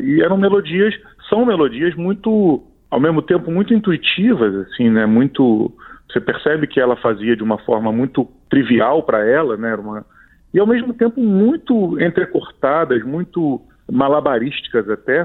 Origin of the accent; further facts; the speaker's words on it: Brazil; enquanto brasileiros